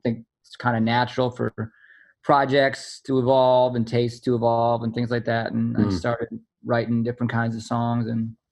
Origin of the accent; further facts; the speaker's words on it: New York City, New York, United States; I grew up here. I'm born and raised in New York City, in Manhattan, like a real as city kid as you can be